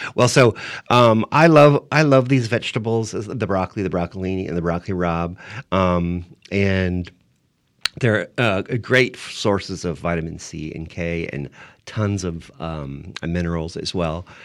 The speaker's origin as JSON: {"language": "English", "town": "San Diego", "region": "California", "country": "United States", "tie": "born or raised there", "also_born_or_lived": "New York City", "moved": "yes", "said": "I grew up in San Diego"}